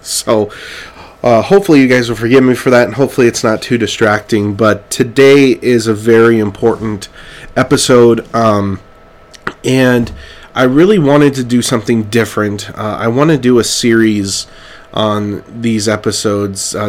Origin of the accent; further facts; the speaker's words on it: Clovis, California, United States; moved away; I'm from Clovis, California, and right in the Central Valley